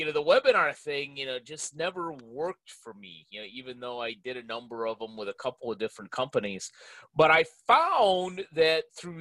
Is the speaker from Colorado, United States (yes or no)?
no; Chicago, Illinois, United States; now in California, United States; I grew up in Chicago